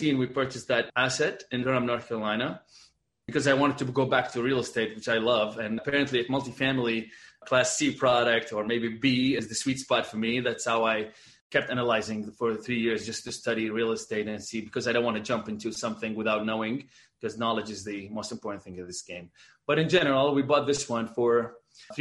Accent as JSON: {"language": "English", "town": "Baghdad", "region": "Baghdad Governorate", "country": "Iraq", "tie": "born or raised there", "also_born_or_lived": "Dubai / Abu Dhabi", "moved": "as an adult", "lives_now": "Boston, United States", "said": "born and raised in Baghdad, Iraq, and moved after we went to dental school there"}